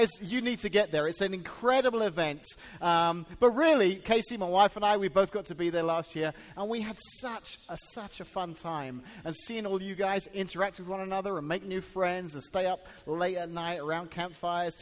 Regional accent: England, United Kingdom; now in Washington, Illinois, United States; I can remember growing up in England when I was 12 years old and starting middle school

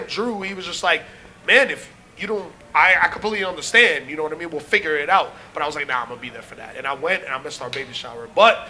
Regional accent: Jamaica; Kofi was the fake Jamaican, so, you know, we're real Jamaican.

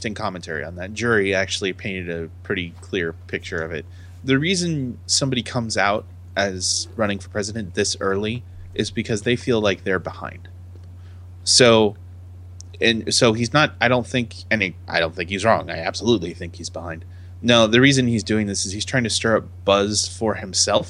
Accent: United States; I'm an American

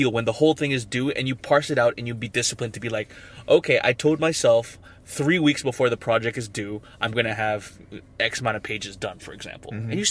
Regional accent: Philippines; But I'm from the Philippines.

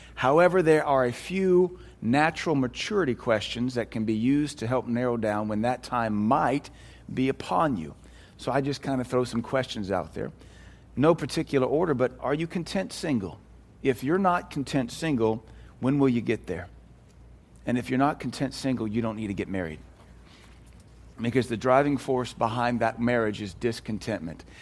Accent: United States; We as American Christians

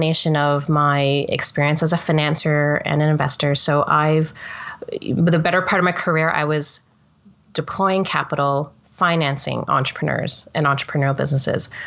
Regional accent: Toronto, Ontario, Canada; I'm Canadian, born and bred in Toronto, and I grew up in a working class family

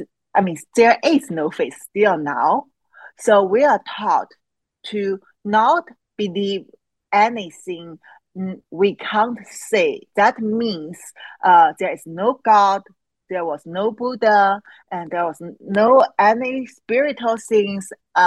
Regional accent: China; English is a second language; because I grew up in China, and it actually took me over 30 years. And I grew up in China.

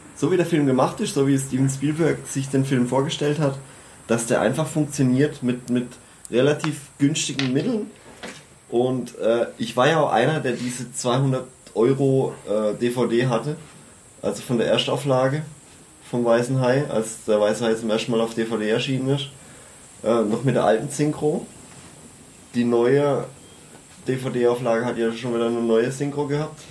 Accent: Freiburg region, Baden-Württemberg, Germany; ich komme aus der Freiburger Region

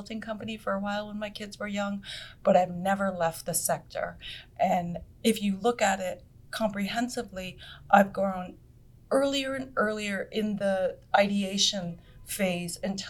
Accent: Vermont, United States; moved away as an adult; also born or lived in Boston; I grew up in Vermont, and I loved Vermont

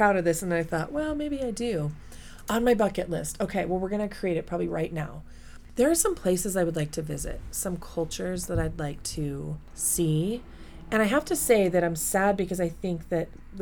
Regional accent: Colorado Springs, Colorado, United States; I was raised in Colorado Springs, Colorado, and in a very military culture

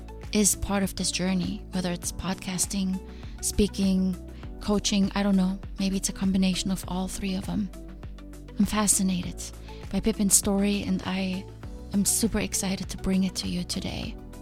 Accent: Germany; now in United States; I came from Germany.

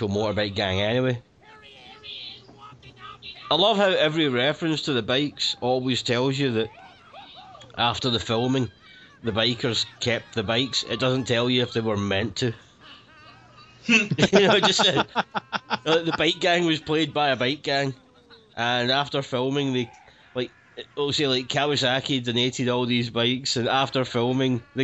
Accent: Glasgow, Scotland, United Kingdom; accent: Glaswegian; my Glaswegian accent

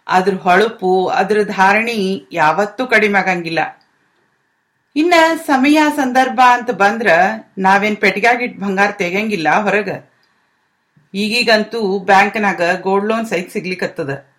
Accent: land of Basavanna, Karnataka, India; now in London, United Kingdom; ನಾನು ಬಸವನ ನಾಡಿನವಳು ಅನ್ನೋ ಹೆಮ್ಮೆ ನಂದು

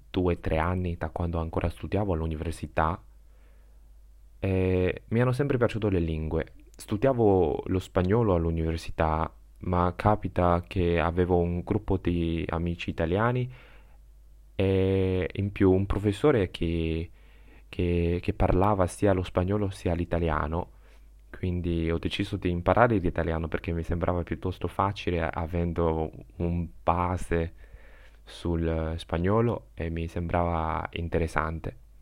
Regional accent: China; first language Chinese; Italian is a second language; ho 23 anni e vengo dalla Cina.

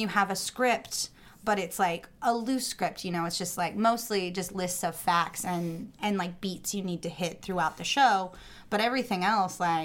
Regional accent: Indiana, United States; now in Astoria, Queens, New York, United States; growing up in Indiana

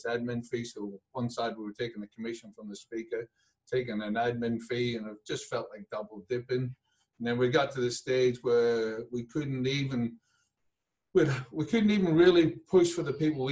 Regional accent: Belfast, Northern Ireland, United Kingdom; now in Adelaide, Australia; Belfast born, and came out here

